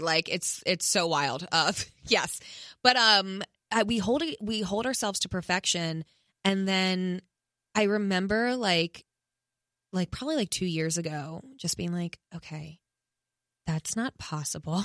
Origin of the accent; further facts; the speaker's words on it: East Coast, United States; now in Los Angeles, United States; I'm from the East Coast and I wanted to live in New York, you know, my whole life